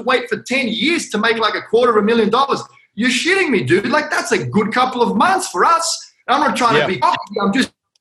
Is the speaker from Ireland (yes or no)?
no; Australia; moved away; also born or lived in Hong Kong; I'm Australian. My parents are from Croatia